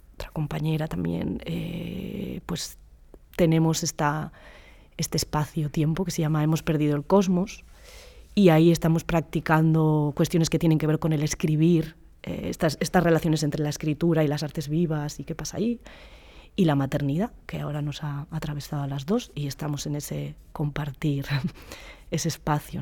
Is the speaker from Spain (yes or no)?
yes; Basque Country, Spain; soy vasca